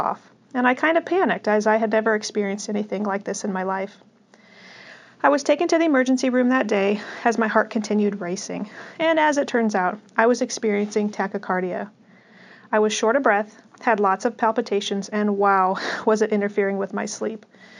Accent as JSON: {"language": "English", "region": "Midwest", "country": "United States", "tie": "born there", "said": "I was born in the Midwest and grew up in what I consider to be a very healthy family."}